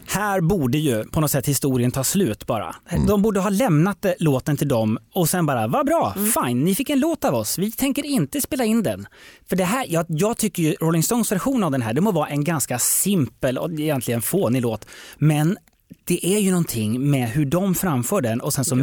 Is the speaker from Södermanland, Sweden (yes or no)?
yes; Eskilstuna, Södermanland, Sweden; Jag kommer ju från Eskilstuna